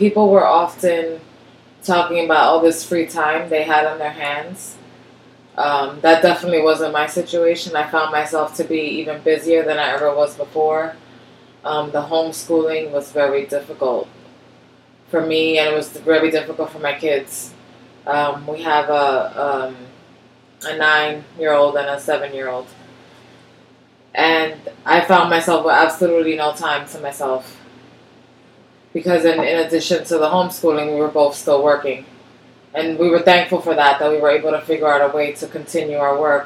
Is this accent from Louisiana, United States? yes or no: no; New York City, New York, United States; growing up in Washington Heights, I went to one of the local Catholic schools